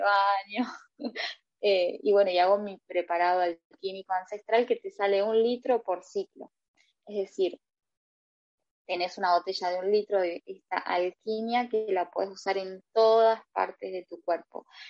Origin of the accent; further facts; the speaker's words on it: Argentina; soy argentina